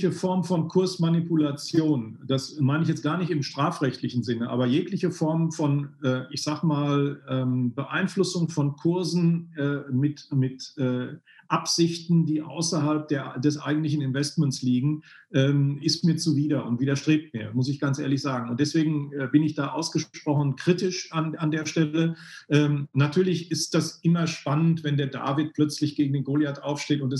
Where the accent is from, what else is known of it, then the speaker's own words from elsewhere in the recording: North Rhine-Westphalia, Germany; Ähm, ich komme aus dem Ruhrgebiet. Da äh, ist man nicht nur die direkte Ansprache gewohnt, sondern eben auch eine positive Lebenseinstellung.